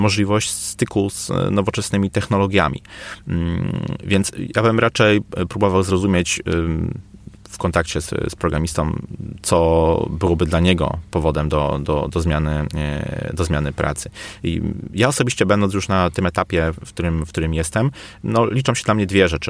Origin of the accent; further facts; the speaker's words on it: Poznań, Greater Poland, Poland; u nas w Poznaniu